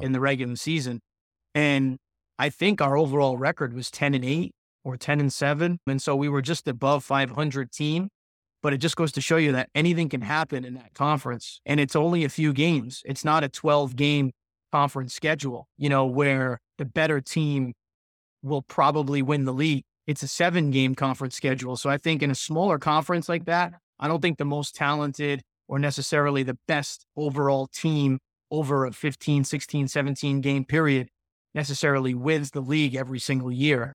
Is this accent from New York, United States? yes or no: no; Fall River, Massachusetts, United States; also born or lived in Vermont / Swansea, Massachusetts; I grew up in Fall River, Massachusetts